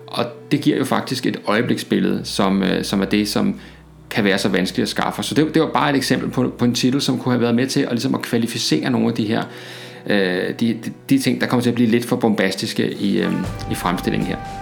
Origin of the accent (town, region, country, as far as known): Denmark